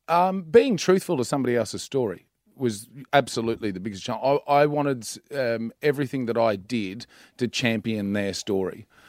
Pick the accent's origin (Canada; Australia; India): Australia; Central Queensland; I'm from Central Queensland